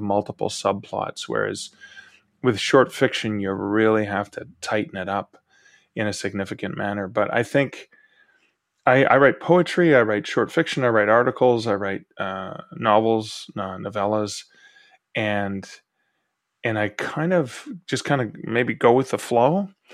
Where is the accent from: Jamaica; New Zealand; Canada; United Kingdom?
Canada